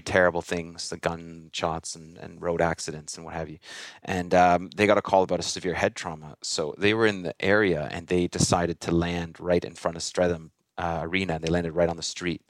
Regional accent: Toronto, Ontario, Canada; I grew up in Toronto area

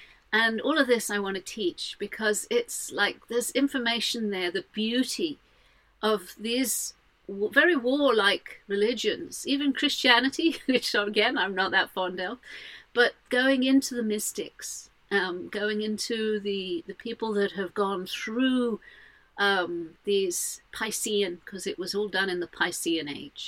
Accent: Jordan; also born or lived in Saudi Arabia; I'm not that fond of Islam because I grew up in Jordan and Saudi Arabia and places like that. I saw some brutality when I was a kid.

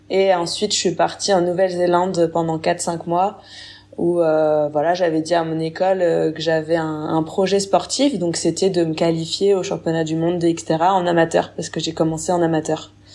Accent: Burgundy, Bourgogne-Franche-Comté, France; j'ai 27 ans, je suis originaire de Bourgogne.

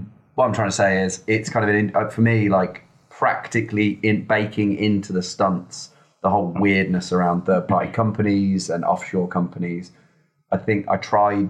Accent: Redditch, West Midlands, United Kingdom; A place called Redditch.

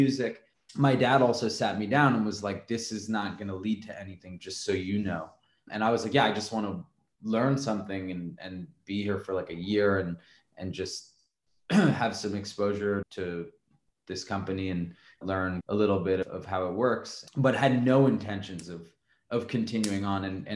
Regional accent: New York City, New York, United States; growing up in New York City

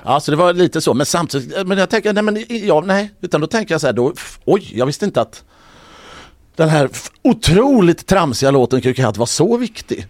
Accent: Mölndal, Västra Götaland, Sweden; also born or lived in Gothenburg; jag är från Mölndal.

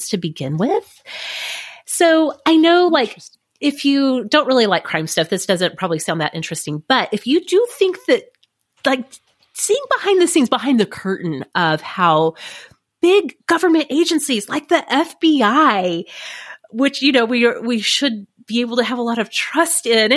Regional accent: United States; I'm such an American

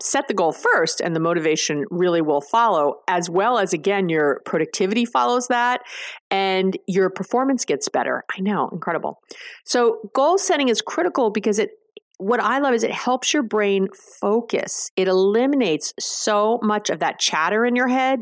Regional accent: New York, United States; I'm a Jew from New York

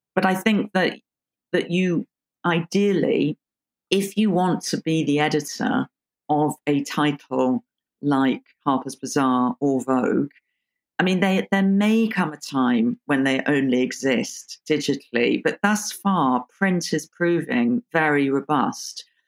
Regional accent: London, United Kingdom; I was born in London and grew up in, in London

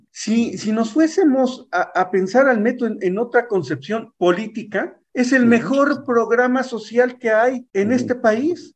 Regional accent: State of Mexico, Mexico; somos habitantes del Estado de México

